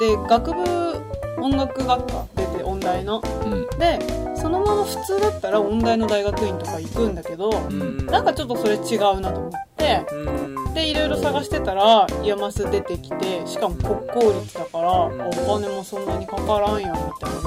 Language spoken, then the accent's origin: Japanese; Kanagawa, Japan; 私、神奈川県出